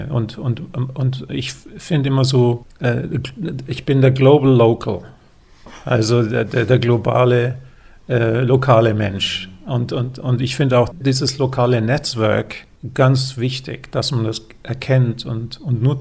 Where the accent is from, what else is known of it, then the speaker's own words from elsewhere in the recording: Germany; haben, haben wir das Glück als Deutsche, mit dem Pass ist eins, ist glaube ich auf Platz eins oder zwei